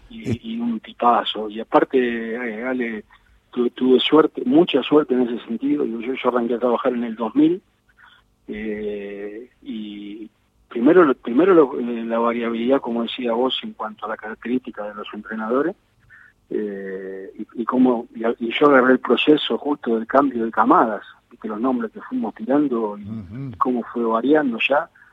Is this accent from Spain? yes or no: no; Argentina; los futboleros que somos los argentinos